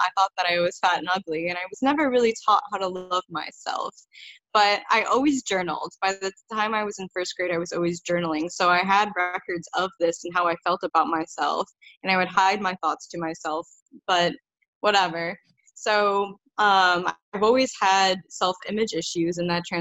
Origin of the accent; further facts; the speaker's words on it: Illinois, United States; I grew up in Illinois, which is a state in the USA